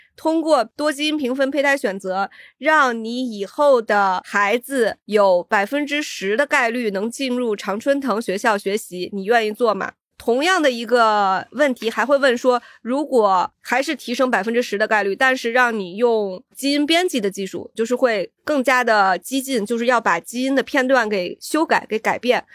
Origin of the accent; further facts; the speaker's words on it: China; 我们中国人